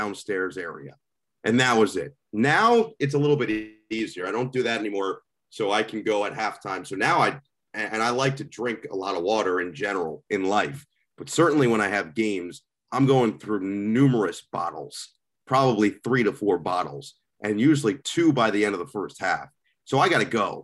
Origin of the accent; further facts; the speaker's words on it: Northern New Jersey, United States; I'm from Northern New Jersey, which is where The Sopranos takes place